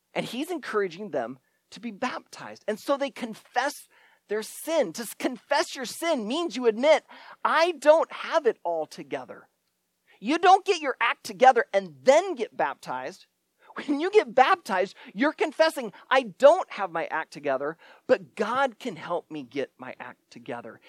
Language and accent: English; Shenandoah, Iowa, United States; my hometown in Shenandoah, Iowa